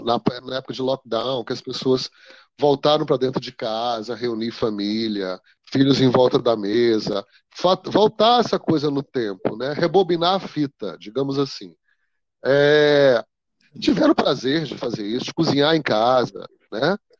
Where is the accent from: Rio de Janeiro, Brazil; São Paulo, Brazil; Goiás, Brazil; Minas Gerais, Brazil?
Goiás, Brazil; Rio Verde; also born or lived in Montividiu, Goiás / Goiânia / Boston, United States; eu nasci em Rio Verde, Goiás, mas morei na fazenda, uma fazenda no interior, de, bem fora de Rio Verde, né, próximo a Rio Verde, no município.